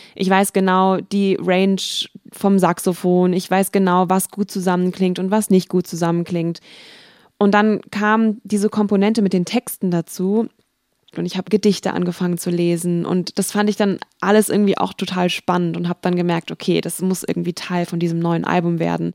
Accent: Wiesbaden, Hesse, Germany; denn ich komme ja aus Wiesbaden

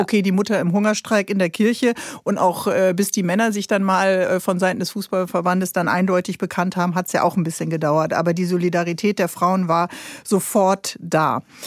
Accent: Bremen, Germany; ich bin ja Bremerin

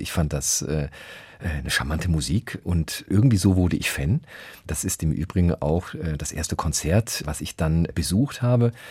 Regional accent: Frankfurt am Main, Hesse, Germany; moved away as an adult; also born or lived in Berlin; das ist meine Heimat

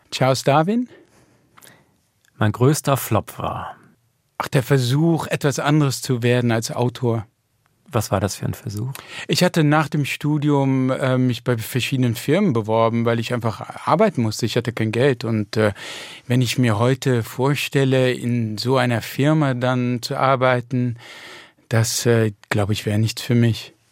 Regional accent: Netherlands; Mm, nein, das macht meine Frau, aber ich kann das schon als Holländer. Also die Pfannkuchen sind in Holland ja auch sehr beliebt.

